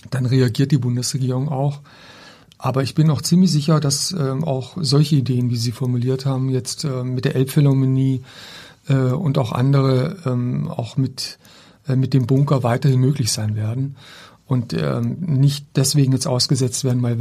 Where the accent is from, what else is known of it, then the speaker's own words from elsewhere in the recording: Baden-Württemberg, Germany; das sehe ich auch bei meiner Heimatstadt. Ich komme ja aus einem kleinen Ort im Schwarzwald